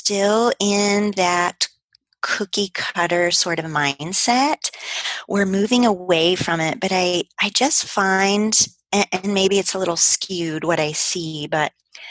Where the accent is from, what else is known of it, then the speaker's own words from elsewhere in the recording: Midwest, United States; moved away as an adult; also born or lived in Colorado; I'm from the Midwest